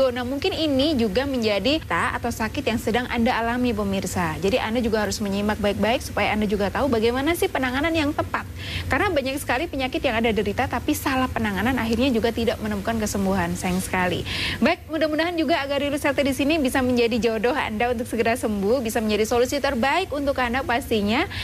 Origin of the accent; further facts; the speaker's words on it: Bojonegoro, East Java, Indonesia; Dari Baran Bojonegoro.